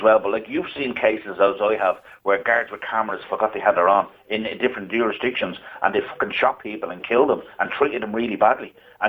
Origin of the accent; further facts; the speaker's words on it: Dublin, Leinster, Ireland; And I was only 21, and I went down to the local station where I grew up in Ballyferman